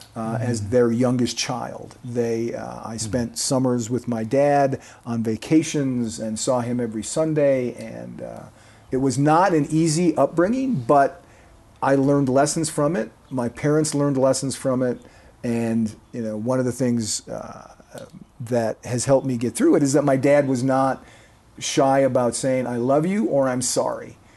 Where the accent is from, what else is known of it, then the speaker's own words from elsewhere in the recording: Kenosha, Wisconsin, United States; moved away as an adult; also born or lived in Colorado / Texas / Nebraska; I grew up in Kenosha, Wisconsin, which, as you indicated, is southeastern, about as far south as you can get before you get into northern Illinois.